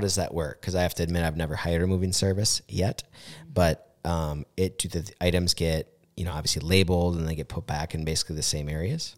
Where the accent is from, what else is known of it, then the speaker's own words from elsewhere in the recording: Mankato, Minnesota, United States; I grew up on Van Brunt